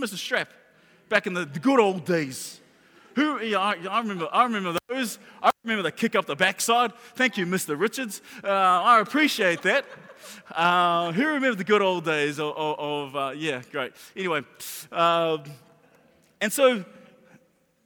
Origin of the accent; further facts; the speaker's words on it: Auckland, New Zealand; when I was a kid, I grew up in Mangere